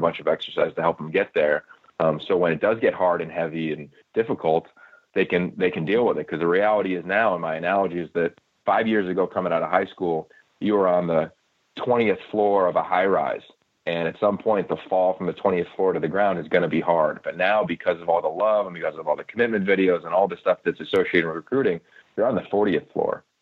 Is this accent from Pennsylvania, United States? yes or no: yes; Pennsylvania, United States; I'm from Pennsylvania, as kind of Bruce referenced earlier, played at Pitt